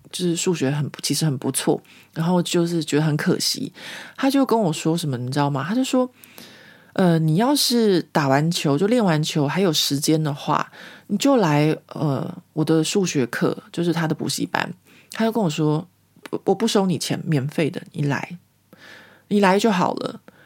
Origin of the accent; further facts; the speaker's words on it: Taiwan; moved away as an adult; now in Paris, France; 在我在台湾成长的过程里面